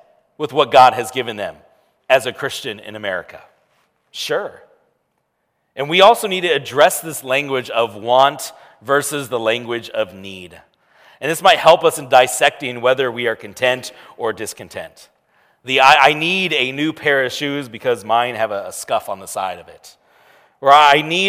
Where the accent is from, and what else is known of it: United States